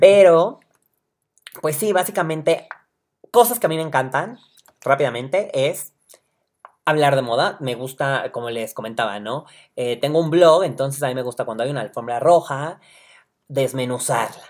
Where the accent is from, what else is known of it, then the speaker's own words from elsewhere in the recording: Puebla, Mexico; Soy poblano